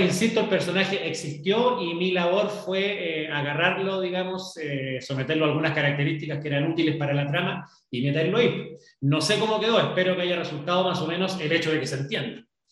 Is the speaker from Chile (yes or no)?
yes; Chile; hemos vivido los chilenos